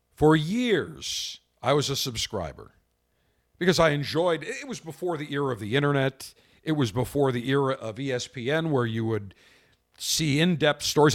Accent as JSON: {"language": "English", "town": "Buffalo", "region": "New York", "country": "United States", "tie": "born or raised there", "moved": "yes", "lives_now": "Tampa, United States", "said": "I grew up in Buffalo in the winter."}